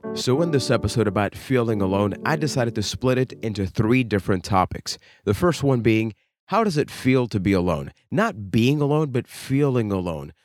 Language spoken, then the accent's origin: English; Puerto Rico; I am from Puerto Rico